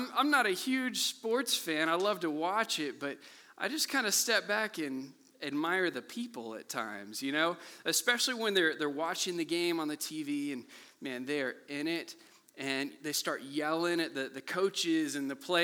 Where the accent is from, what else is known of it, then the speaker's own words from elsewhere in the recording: Kansas City, Missouri, United States; I grew up here in Kansas City